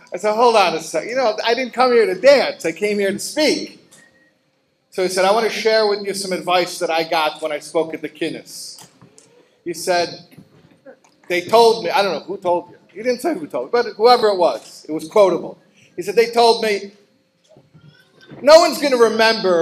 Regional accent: Chicago, Illinois, United States; now in New York, United States; I live in New York and I grew up in Chicago

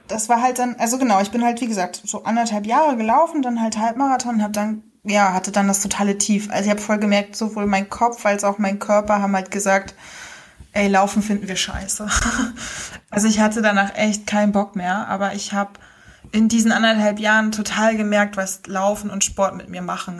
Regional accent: Rostock, Mecklenburg-Vorpommern, Germany; accent: North German; moved away as an adult; also born or lived in Hamburg / Berlin; wie man schon hört, komme ich aus Norddeutschland. Ich äh, wohne seit April wieder in Rostock in meiner Heimatstadt

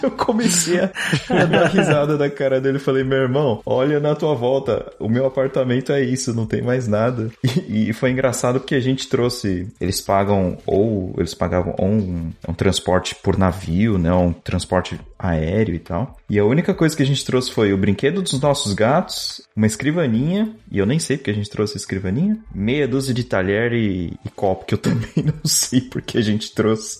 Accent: São Paulo, Brazil; moved away as an adult; now in Netherlands; eu sou de São Paulo

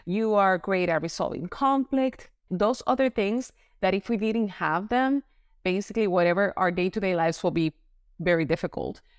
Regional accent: Puerto Rico; now in Florida, United States; I am originally from Puerto Rico. Now I live in sunny Florida

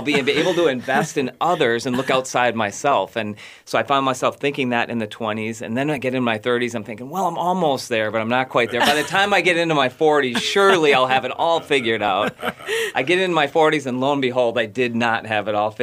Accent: Maple Plain, Minnesota, United States; also born or lived in Burnsville, Minnesota; I grew up in the western suburbs in Maple Plain, but my family and I have been in Burnsville and in the South Metro for the last 25 years

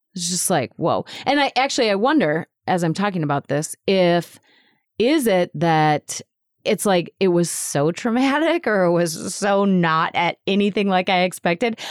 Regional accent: United States; our identity as an American

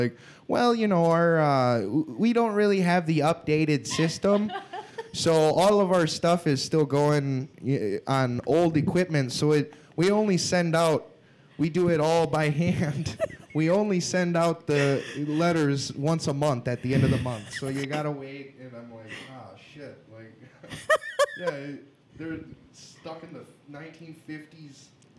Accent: Wisconsin, United States; No. I'm from Wisconsin.

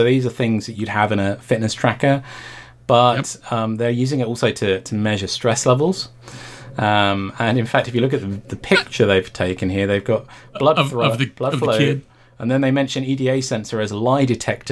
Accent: United Kingdom; as a Brit

